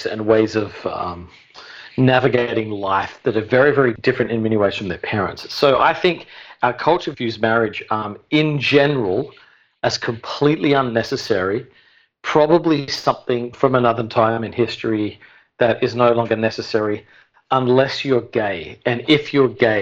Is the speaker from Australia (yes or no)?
yes; Adelaide, South Australia, Australia; moved away as an adult; now in New York City, United States; originally from Adelaide, South Australia.